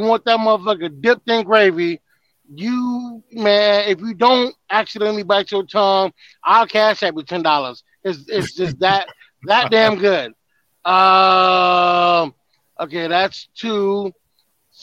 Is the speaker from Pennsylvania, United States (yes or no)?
no; Detroit, Michigan, United States; I grew up in Detroit in the crack era